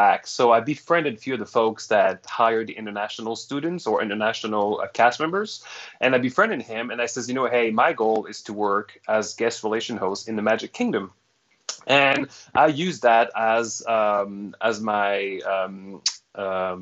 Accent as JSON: {"language": "English", "town": "Montreal", "region": "Quebec", "country": "Canada", "tie": "born or raised there", "also_born_or_lived": "Toronto / Orlando", "first_language": "French", "second_language": "English", "moved": "as an adult", "lives_now": "Atlanta, United States", "said": "I'm Canadian. I'm from Montreal. So I'm French Canadian, and being raised in Montreal, your first language is French"}